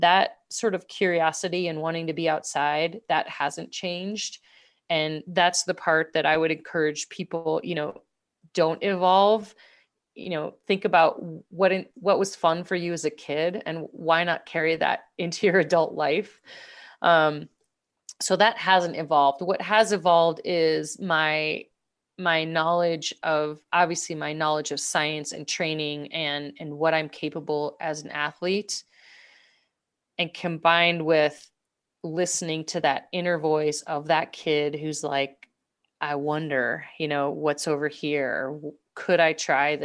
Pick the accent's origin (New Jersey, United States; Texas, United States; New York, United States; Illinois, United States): Illinois, United States; Downers Grove; I remember being a kid growing up in Downers Grove, Illinois